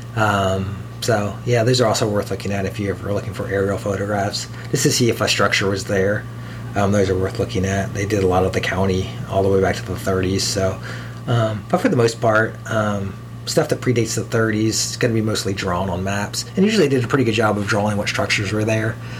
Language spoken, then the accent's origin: English; Columbus, Ohio, United States; I grew up around the Polaris area, and we would drive to Delaware to, to go see drive-in movies when I was a kid.